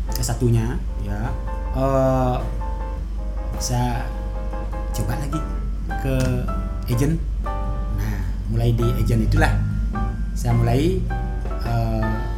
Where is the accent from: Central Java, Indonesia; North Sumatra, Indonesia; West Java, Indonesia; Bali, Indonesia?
Bali, Indonesia; Gianyar Regency; di desa saya